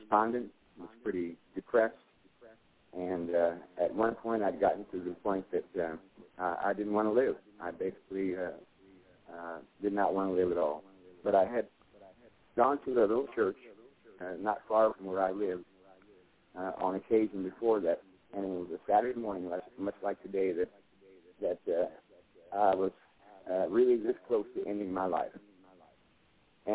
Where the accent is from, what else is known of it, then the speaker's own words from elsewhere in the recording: Bay Area, California, United States; moved away as an adult; now in Irving, United States; I'm from the Bay Area in California.